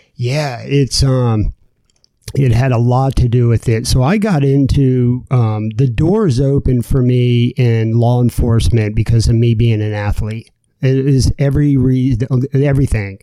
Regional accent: Florida, United States; also born or lived in New Jersey; I grew up and lived in Florida, um, but I was born in New Jersey.

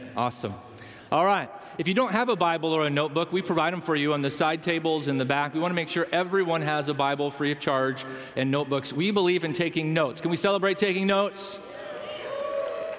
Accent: Chicago, Illinois, United States; moved away; I was from Chicago.

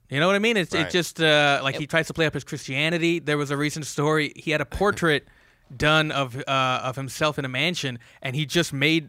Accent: Bay Area, California, United States; I grew up in the Bay Area, California, mm-hmm. which is like the diversest place in the world, I think.

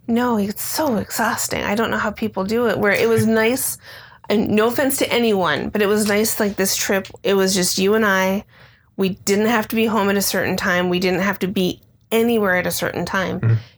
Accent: Midwest, United States; now in Phoenix, United States; growing up in the Midwest

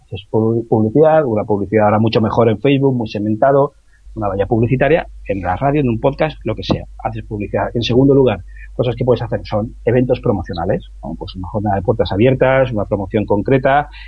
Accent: Pecer, Valencian Community, Spain; ese pueblo, que es de donde soy yo, que es de Pecer, en, en Alicante

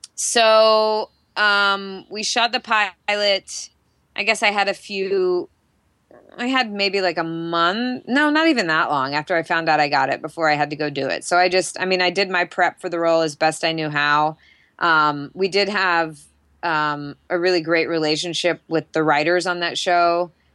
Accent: Jacksonville, Florida, United States; moved away; I grew up in Jacksonville, Florida

